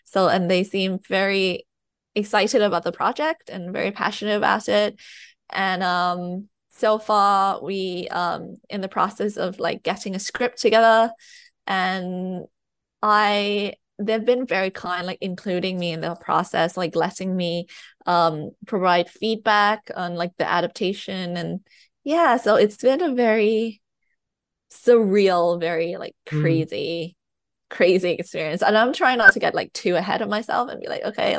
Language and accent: English; Thailand; English is a second language; moved away; also born or lived in United Kingdom; I've lived in the UK, but I was born in Thailand. I was raised in Thailand, so I'm writing in my second language.